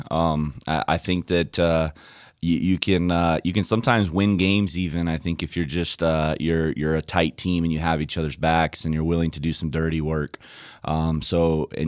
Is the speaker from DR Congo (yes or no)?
yes; DR Congo; moved away; yeah, I was born in the Democratic Republic of the Congo, um, and my parents were missionaries there.